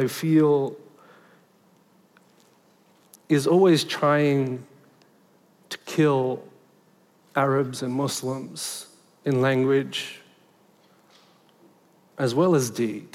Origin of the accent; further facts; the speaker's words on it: Sydney, New South Wales, Australia; I was born in Liverpool in Western Sydney.